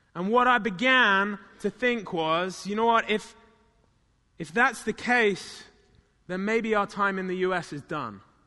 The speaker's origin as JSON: {"language": "English", "country": "United Kingdom", "tie": "born or raised there", "moved": "yes", "said": "in my hometown where I grew up"}